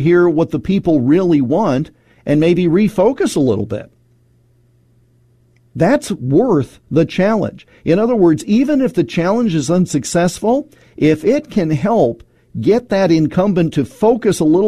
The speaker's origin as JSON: {"language": "English", "region": "Iowa", "country": "United States", "tie": "born or raised there", "said": "my home state of Iowa"}